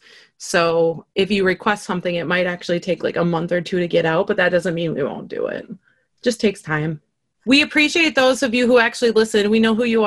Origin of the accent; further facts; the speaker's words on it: Duluth, Minnesota, United States; it was so cold because it's Duluth